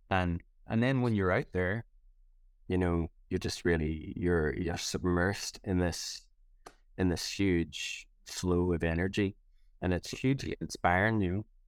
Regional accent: Ireland; moved away; it was always a big deal for me coming back home. and doing gigs in Ireland

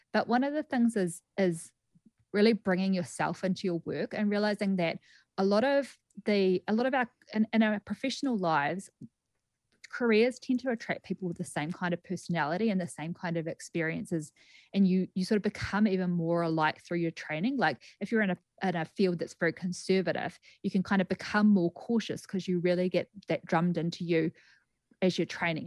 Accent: Greymouth, West Coast, New Zealand; moved away as an adult; also born or lived in Christchurch, New Zealand / New York, United States; now in Las Vegas, United States; So I'm from Greymouth originally, and I studied at the University of Canterbury and then moved over to the U S in two thousand and thirteen.

